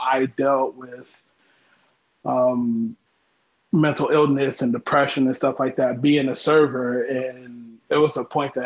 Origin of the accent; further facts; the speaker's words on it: Ohio, United States; I am from Ohio.